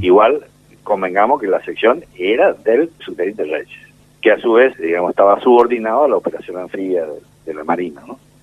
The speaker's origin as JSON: {"language": "Spanish", "country": "Argentina", "said": "somos familias patricias argentinas"}